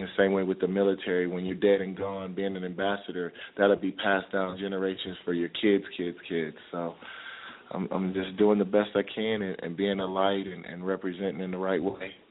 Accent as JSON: {"language": "English", "town": "Peoria", "region": "Illinois", "country": "United States", "tie": "born or raised there", "said": "I grew up in Peoria, Illinois"}